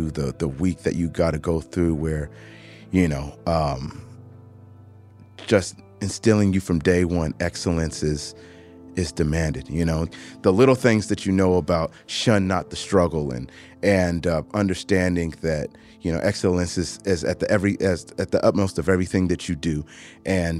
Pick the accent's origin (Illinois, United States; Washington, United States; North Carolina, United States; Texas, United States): Washington, United States; Seattle; moved away; also born or lived in Atlanta; My dad took us out there to Seattle when I was very young, and I grew up in Seattle